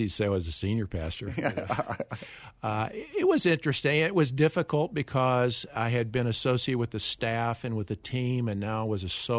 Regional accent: North Carolina, United States; I went to a small Christian liberal arts college, Bryan College, in mm-hmm. Dayton, Tennessee.

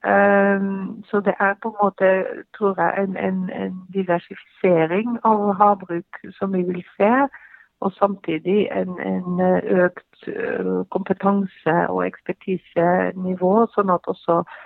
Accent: Belgium; Norwegian is a second language; moved away as an adult; now in Norway; Selv så kommer jeg fra Belgia og flytta her til, til, Norge

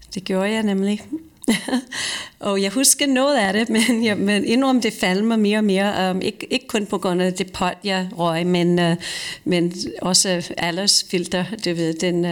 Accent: Croton-on-Hudson, New York, United States; Danish is a second language; now in Denmark; i min hjemby, Croton, som du lige nævnte, um, det ligger lige ved siden af uh, … by, som hedder Cold Springs, eller Beacon, New York.

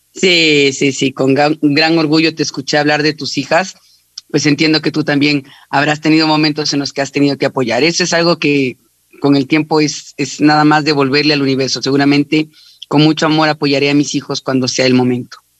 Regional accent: Ecuador; No somos muchos los ecuatorianos que estamos vendiendo en la empresa más grande del mundo

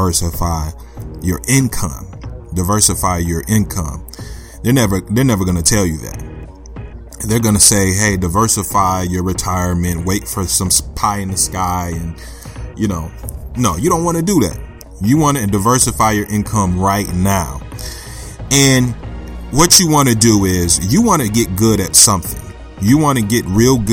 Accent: Flint, Michigan, United States; I grew up in Flint, Michigan

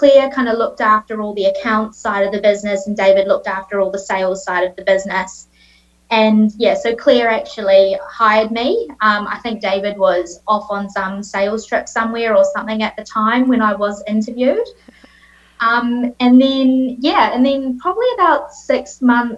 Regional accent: Auckland, New Zealand; accent: Kiwi; moved away as an adult; now in Australia; I was born and raised in New Zealand, grew up in Auckland

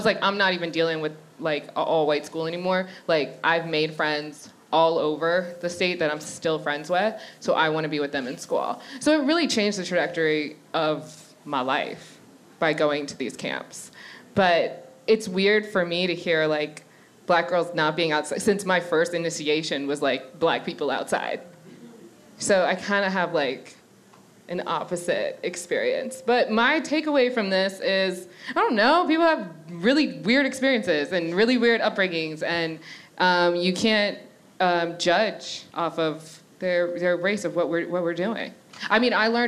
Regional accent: Annapolis, Maryland, United States; moved away as an adult; now in New York, United States; I'm from Annapolis, Maryland. And I've been in New York for the past 9 years. But when I was a little kid, so I grew up in a very white neighborhood

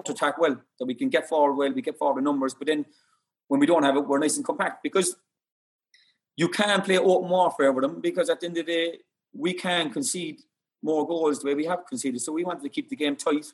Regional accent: Cork, Munster, Ireland; I'm from Cork

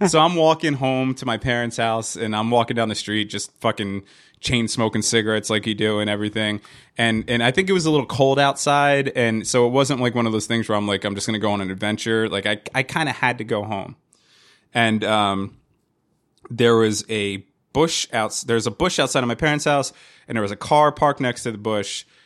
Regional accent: Hazlet, New Jersey, United States; also born or lived in Wildwood, New Jersey / Staten Island, New York / Yonkers, New York; when I was three, we moved to uh, to, uh, to Hazlet, New Jersey

